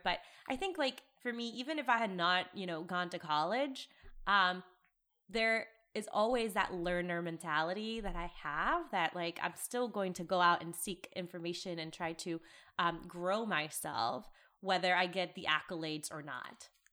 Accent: United States; born or raised there; also born or lived in Lima, Peru

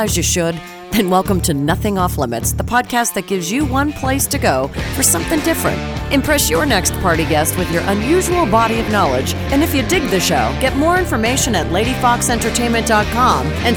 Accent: Pennsylvania, United States; I'm from PA

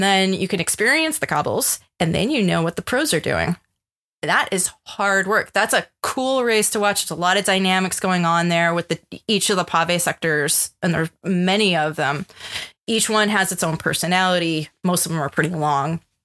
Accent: United States; being an American

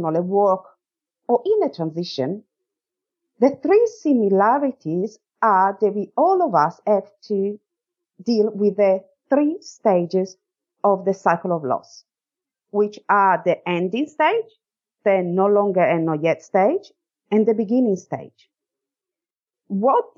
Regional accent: Italy; moved away as an adult; now in Australia; I'm from Italy. I moved to Australia in 2004 and I moved here for love as I met my current Australian husband in Italy.

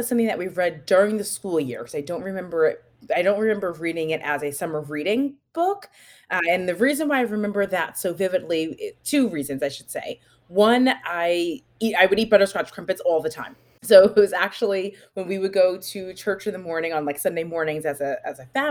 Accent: New Jersey, United States; I'm from New Jersey.

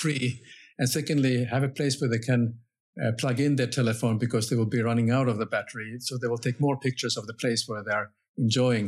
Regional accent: Finland; I'm coming from Finland

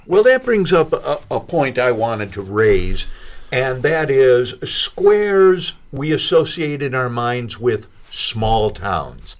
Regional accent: Chicago, Illinois, United States; now in Bloomington, United States; I grew up in a bungalow in Chicago

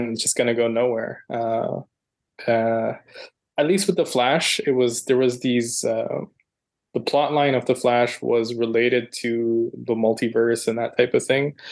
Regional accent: Toronto, Ontario, Canada; Toronto is my hometown, so I've been living here for well over a decade now

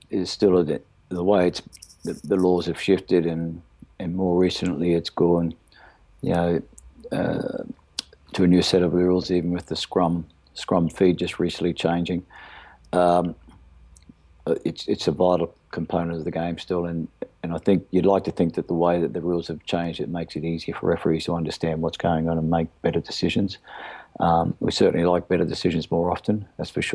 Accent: Australia; being an Aussie

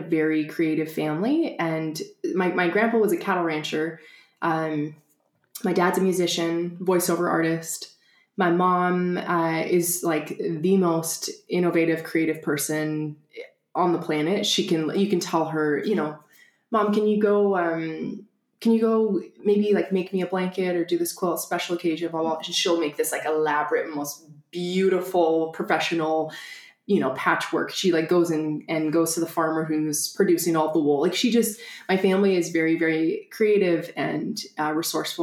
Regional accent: Spokane, Washington, United States; moved away as an adult; also born or lived in Long Beach, California; I'm originally from Spokane, Washington, but had gone to school in Southern California, and ended up moving back to Spokane from Long Beach

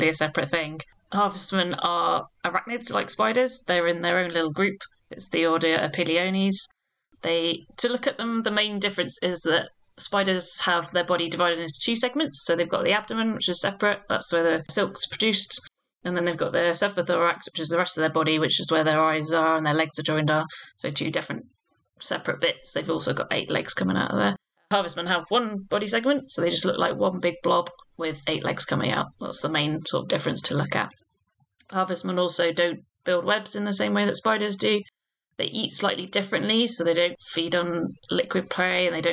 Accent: the Cotswolds, South West England, United Kingdom; I grew up in the Cotswolds in the countryside

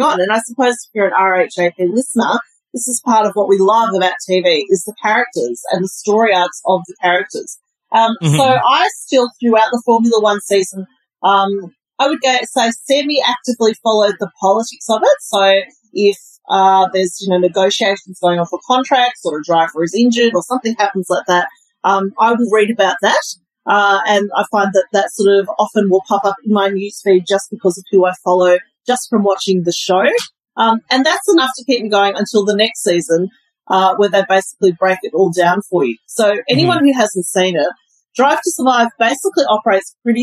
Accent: Melbourne, Victoria, Australia; moved away; also born or lived in Singapore; I grew up in Melbourne, about 7 kilometres from where the track is in Albert Park

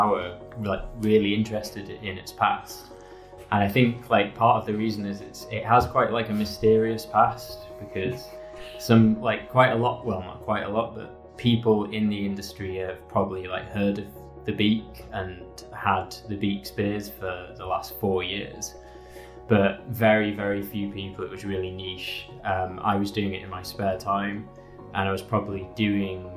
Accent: Leeds, Yorkshire and the Humber, United Kingdom; moved away; I'm from Leeds originally

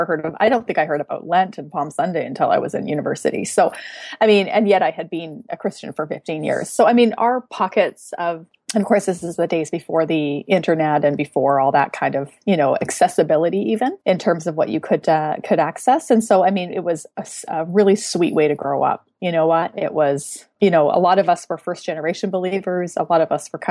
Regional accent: Western Canada, Canada; I'm Canadian, so I'm from Western Canada, and the context that I grew up

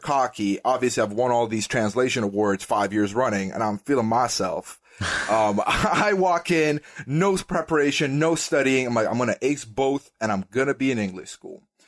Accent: Dubai, United Arab Emirates; moved away as an adult; also born or lived in Sweden; I was born and raised in Dubai, United Arab Emirates, uh, in the Middle East

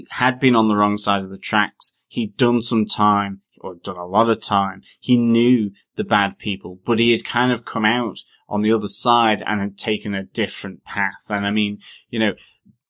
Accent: Ireland; we're an Irish podcast

